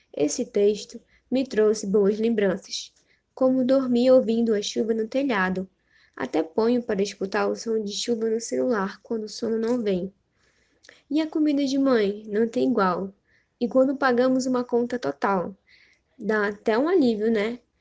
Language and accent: Portuguese; Manaus, Amazonas, Brazil; sou de Manaus